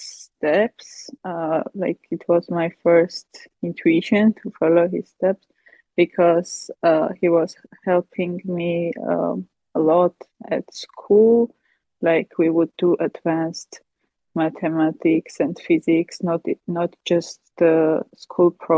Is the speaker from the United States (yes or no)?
no; Armenia; I come from Armenia.